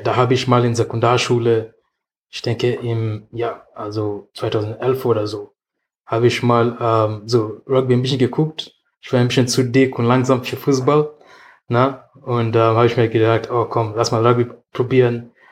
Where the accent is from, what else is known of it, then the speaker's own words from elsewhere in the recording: Nairobi, Kenya; German is a second language; moved away as an adult; now in Germany; ich komme aus Kenia, von der Hauptstadt Nairobi